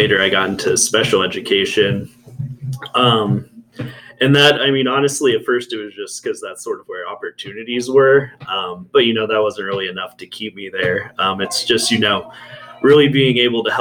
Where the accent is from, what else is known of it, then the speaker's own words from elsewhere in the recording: Yorkshire, Virginia, United States; I grew up very close by in Yorkshire. We used to walk through the campus here